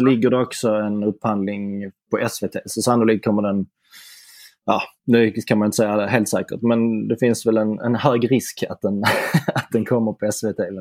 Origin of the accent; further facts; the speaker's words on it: Simrishamn, Skåne, Sweden; moved away; min gamla hemstad Simrishamn